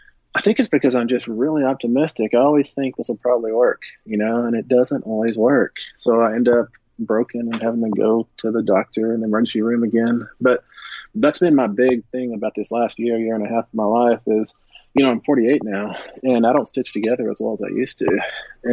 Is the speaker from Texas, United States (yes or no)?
yes; Greenwood, Texas, United States; also born or lived in Midland, Texas; I was born in Midland. I grew up about 20 miles east of Midland, a little place called Greenwood